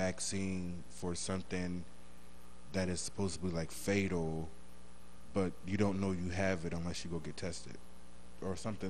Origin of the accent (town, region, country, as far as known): New Jersey, United States